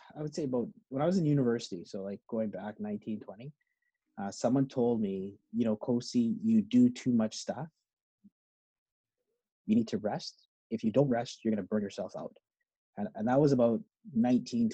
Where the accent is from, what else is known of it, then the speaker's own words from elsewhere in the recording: Edmonton, Alberta, Canada; moved away; I grew up in Edmonton